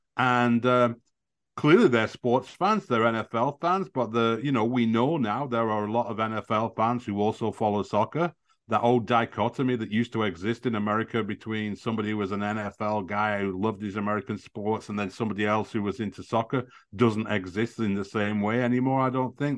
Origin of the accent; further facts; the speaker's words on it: Burnley, North West England, United Kingdom; I'm from Burnley, so I have, I have good contacts there